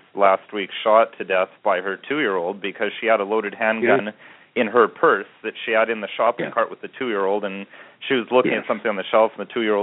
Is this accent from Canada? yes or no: yes; Canada; I'm a Canadian